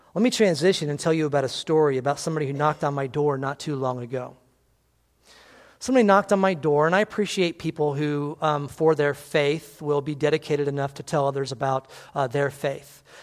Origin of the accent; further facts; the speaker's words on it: on the Indiana line, Illinois, United States; I lived on the Illinois Indiana line, and there were many people from Indiana that came and worked in my hometown